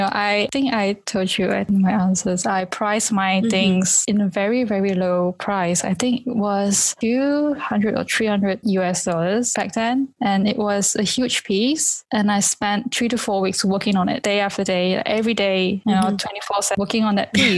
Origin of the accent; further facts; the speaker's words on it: Kuching, Sarawak, Malaysia; also born or lived in London; my hometown in this small Kuching